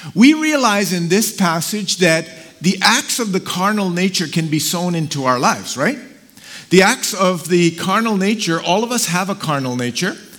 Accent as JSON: {"language": "English", "town": "Karachi", "region": "Sindh", "country": "Pakistan", "tie": "born or raised there", "moved": "yes", "said": "So I was born in Karachi, Pakistan. So I'm Pakistani"}